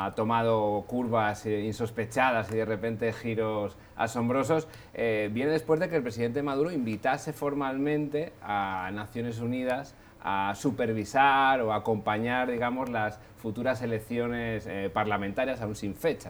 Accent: Asturias, Spain; soy del norte de España, de Asturias

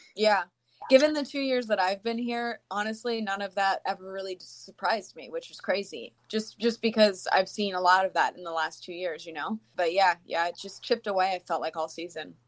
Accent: Tampa, Florida, United States; moved away as an adult; now in Green Bay, United States; I'm from Tampa and uh, went to University of Florida

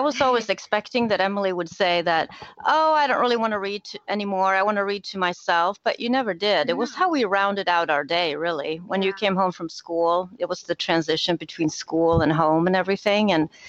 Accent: Sweden; English is a second language; moved away; I'm originally from Sweden, so we read a lot of Swedish picture books when you were little.

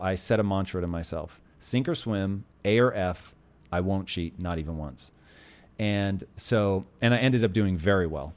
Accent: Puyallup, Washington, United States; also born or lived in Tacoma; I grew up in Puyallup

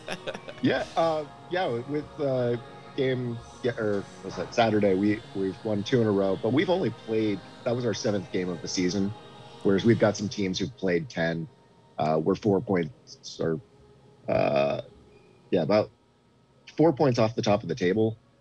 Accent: New England, United States; now in Omaha, United States; I grew up in New England

